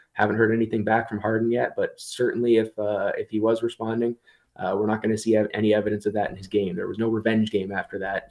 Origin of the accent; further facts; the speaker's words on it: Toronto, Ontario, Canada; I'm from the Toronto area, and you don't even wanna know what the Toronto accent is anymore